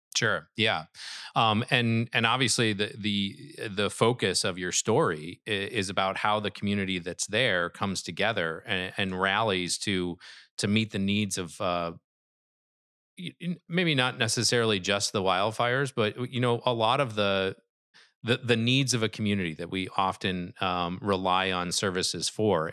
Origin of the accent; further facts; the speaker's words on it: Midwest, United States; I'm from the Midwest